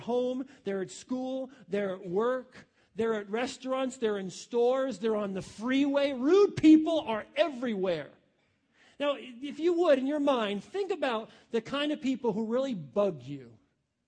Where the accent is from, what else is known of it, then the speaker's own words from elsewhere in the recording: New York, United States; now in Ohio, United States; I come from New York, okay? I would not move back to New York. Ohio's my home.